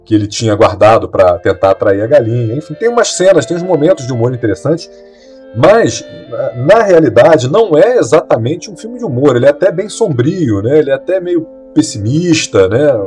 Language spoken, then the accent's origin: Portuguese; Florence, Tuscany, Italy; A Toscana eh, que é a minha terra. Eu sou de Florença.